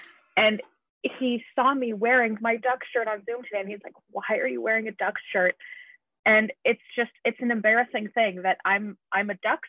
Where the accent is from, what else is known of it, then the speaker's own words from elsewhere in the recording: Canada; I'm Canadian